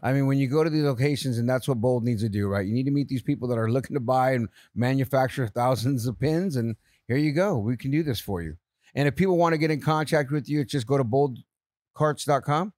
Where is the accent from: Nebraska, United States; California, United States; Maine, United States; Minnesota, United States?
California, United States; San Jose; moved away; also born or lived in San Francisco; I grew up in San Jose